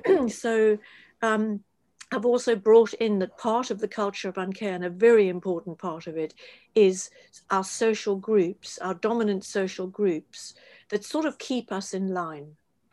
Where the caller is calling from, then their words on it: London, United Kingdom; I don't know what it's like in the States. I'm speaking from London.